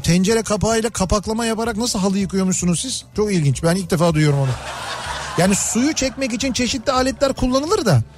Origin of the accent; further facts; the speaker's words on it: Istanbul, Turkey; Yoktu bizim orada